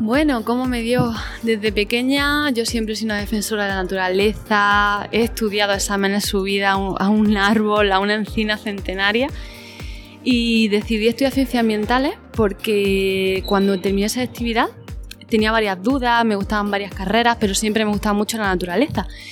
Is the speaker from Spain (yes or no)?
yes; Spain; yo trabajo desde mi pueblo, trabajamos, yo trabajo en casa, trabajo por el territorio, siempre en la zona rural y me muevo por el entorno, en la zona norte de Almería, de Granada y el noroeste de Murcia.